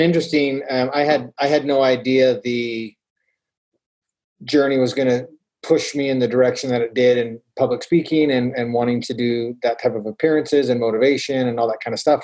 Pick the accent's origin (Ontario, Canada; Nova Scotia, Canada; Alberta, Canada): Alberta, Canada; Calgary; now in Utah, United States; I grew up in Calgary, Alberta, Canada.